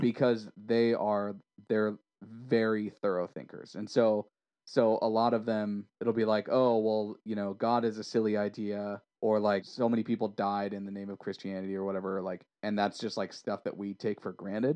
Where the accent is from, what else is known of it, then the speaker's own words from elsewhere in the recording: United States; also born or lived in Orange County or Los Angeles area; I'm American